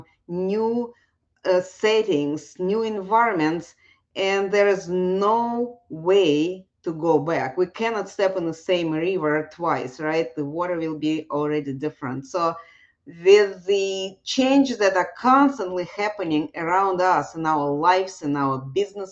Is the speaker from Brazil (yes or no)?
no; Russia; moved away; I was growing up in Russia